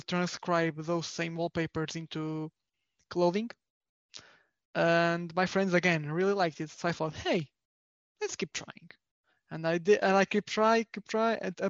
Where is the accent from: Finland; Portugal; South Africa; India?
Portugal; I'm from Portugal, and I'm a graphic designer.